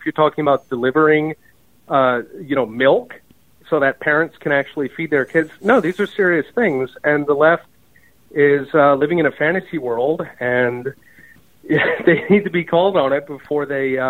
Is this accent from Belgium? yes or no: no; Germany; also born or lived in Japan / Taiwan; I grew up partly in West Germany and in Japan. That was way back when it had a West on the front.